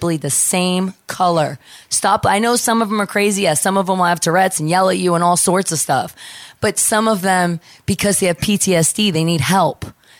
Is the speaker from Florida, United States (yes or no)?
no; New York, United States; Yes, I grew up in New York.